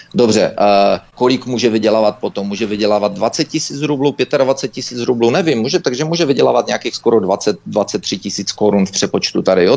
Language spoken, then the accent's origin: Czech; Czechia; moved away as an adult; also born or lived in United States; now in Canada; když jsem byl mladý v Čechách